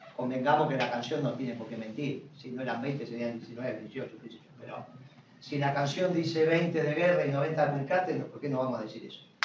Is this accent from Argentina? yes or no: yes; Argentina